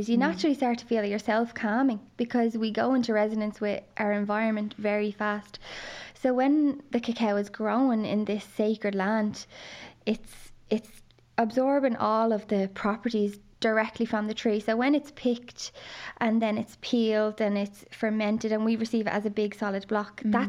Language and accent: English; Dublin, Leinster, Ireland; I grew up in Dublin